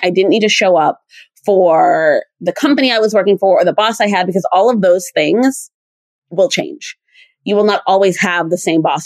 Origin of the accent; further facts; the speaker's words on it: East Coast, United States; I'm from the East Coast. I'm East Coast through and through.